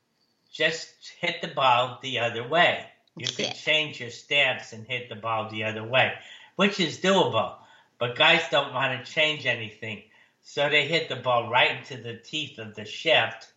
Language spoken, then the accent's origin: English; Connecticut, United States; we grew up in Connecticut